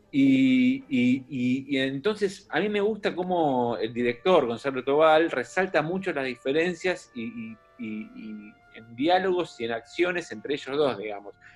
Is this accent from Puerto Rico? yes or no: no; Buenos Aires, Argentina; yo soy de Capital